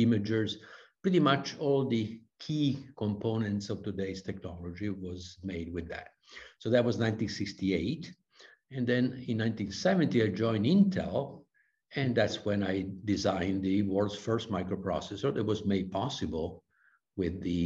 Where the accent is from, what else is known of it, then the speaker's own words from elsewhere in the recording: Vicenza, Veneto, Italy; I was born and raised in Vicenza, in Italy, in the northeast of Italy